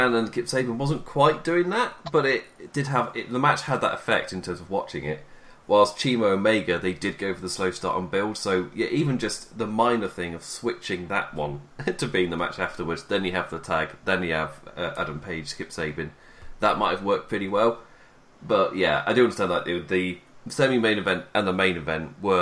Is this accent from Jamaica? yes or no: no; England, United Kingdom; being English